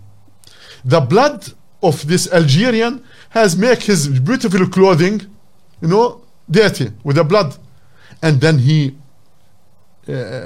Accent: Palestine; English is a second language; moved away as an adult; also born or lived in Jordan; now in Australia; I was born in Palestine, 1957. Family who was living there thousands of years. It's our land. We live there. Every small, you know, like everyone else. So your land. You grow up there. 1957 I was born, went to school until 1975

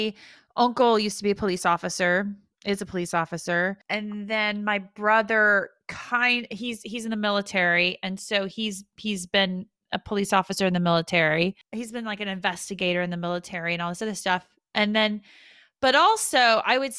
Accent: United States; now in United Kingdom; as an American

